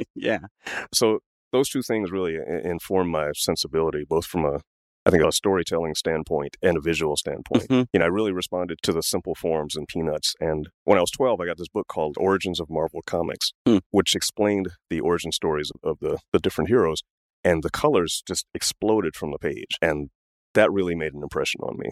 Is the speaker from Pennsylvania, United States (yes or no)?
no; Washington, District of Columbia, United States; I grew up in Washington, D.C.